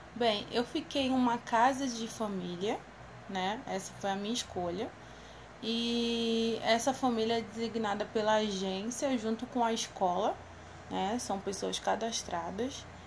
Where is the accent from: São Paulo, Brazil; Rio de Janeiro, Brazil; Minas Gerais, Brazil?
Rio de Janeiro, Brazil; eu era do Rio de Janeiro